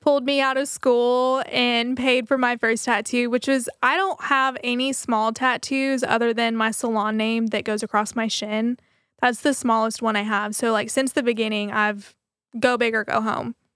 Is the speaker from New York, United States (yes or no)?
no; Waco, Texas, United States; I'm from Waco